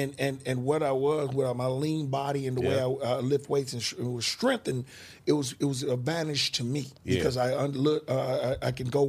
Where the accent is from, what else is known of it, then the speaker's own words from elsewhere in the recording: Oakland, California, United States; also born or lived in Seattle; growing up in Oakland in the 80s was hard.